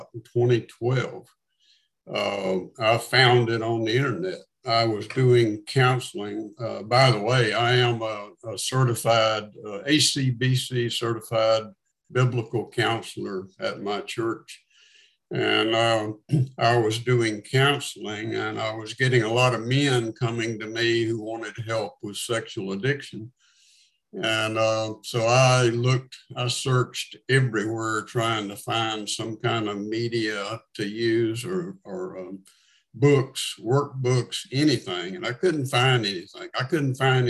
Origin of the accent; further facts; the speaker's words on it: North Carolina, United States; also born or lived in Atlanta, Georgia; now in Birmingham, United States; born and raised in North Carolina. Wound up in Atlanta, Georgia for about 23 years. Actually, now living in Birmingham